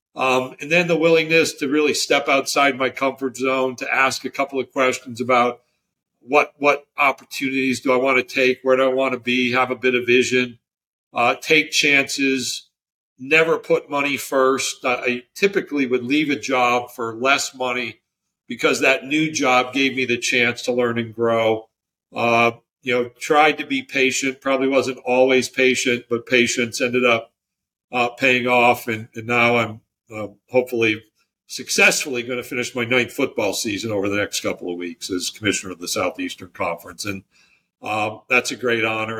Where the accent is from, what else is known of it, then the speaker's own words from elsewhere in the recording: near Auburn, New York, United States; moved away as an adult; also born or lived in Utica, New York / Natchitoches, Louisiana; now in Birmingham, United States; where I was born and raised near Auburn, New York